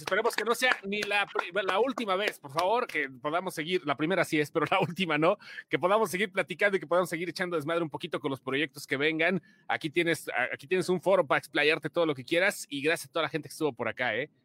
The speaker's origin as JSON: {"language": "Spanish", "region": "Guanajuato", "country": "Mexico", "said": "nosotros que somos de Guanajuato"}